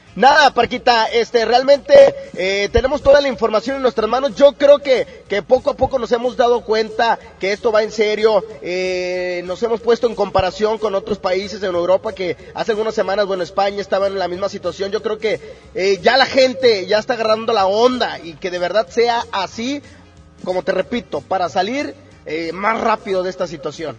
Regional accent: Mexico

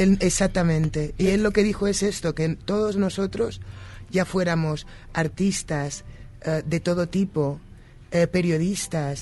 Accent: Spain; now in United States; Yo que soy española y vivo en los Estados Unidos

